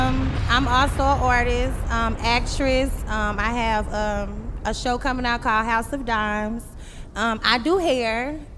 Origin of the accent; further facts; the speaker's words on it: St. Louis, Missouri, United States; I'm from St. Louis.